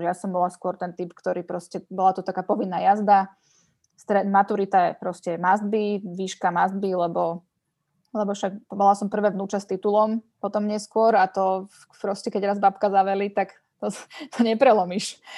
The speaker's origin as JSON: {"language": "Slovak", "town": "Bratislava", "region": "Bratislava Region", "country": "Slovakia", "tie": "born or raised there", "said": "Ja som vyrastala v Lamači"}